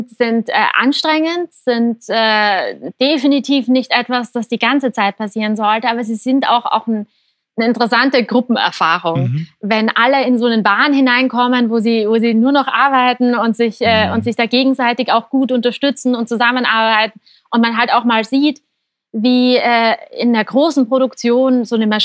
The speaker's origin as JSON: {"language": "German", "town": "Graz", "region": "Styria", "country": "Austria", "tie": "born or raised there", "said": "wir waren aber dieses Jahr zum Beispiel einfach mal zwei Monate in Graz, in meiner Heimat in Österreich."}